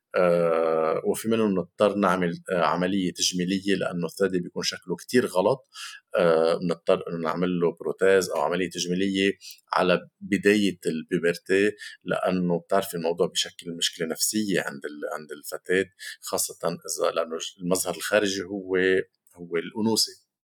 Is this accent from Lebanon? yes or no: yes; Lebanon; عندنا بلبنان